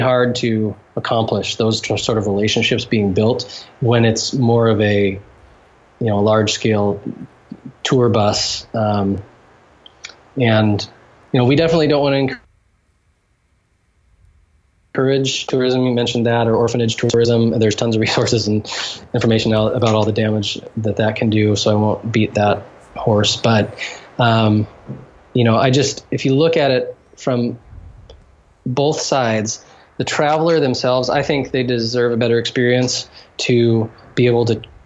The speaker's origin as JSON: {"language": "English", "country": "United States", "moved": "as an adult", "lives_now": "Haiti", "said": "as an American Christian."}